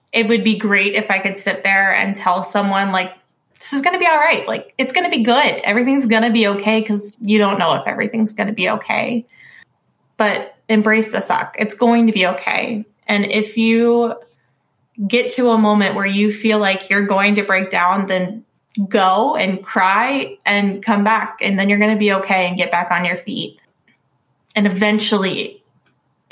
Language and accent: English; Virginia, United States; I am from Virginia